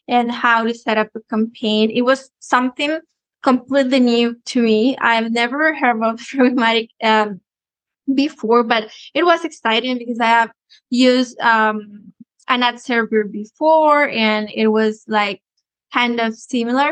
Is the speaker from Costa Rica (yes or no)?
yes; Costa Rica; I'm from Costa Rica, and I'm a digital marketing, paid media, and programmatic expert.